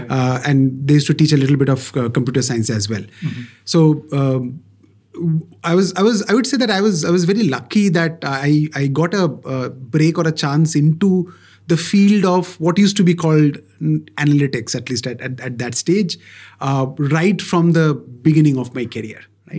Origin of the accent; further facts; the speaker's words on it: Kolkata, West Bengal, India; now in Bangalore, India; So though I am originally a Bengali, born and brought up in Kolkata and all the good stuff, but I call myself a Bangalorean, right? Moved to Bangalore good 25 years back